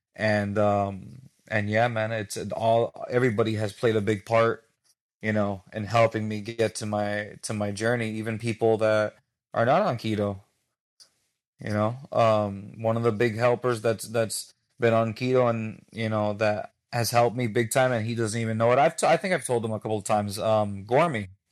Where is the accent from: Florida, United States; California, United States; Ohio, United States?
Florida, United States; Miami; I was born and raised in Miami. I have a Cuban background